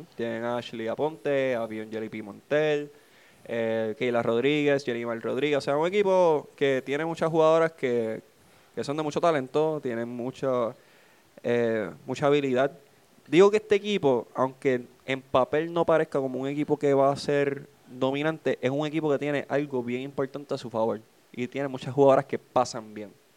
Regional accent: Trujillo Alto, Puerto Rico; Yo soy residente de Trujillo. Yo puedo decir que soy de Cabo hasta lo que quieran, pero yo soy. Yo he vivido toda mi vida en Trujillo

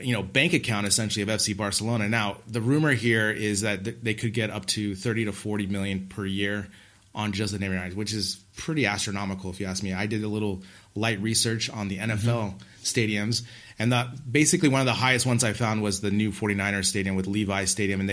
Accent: United States; as an American

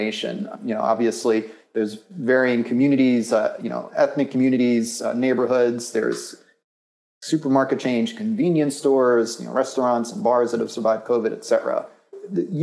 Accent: New York City, New York, United States; moved away; New York City, obviously my hometown, I don't live there now.

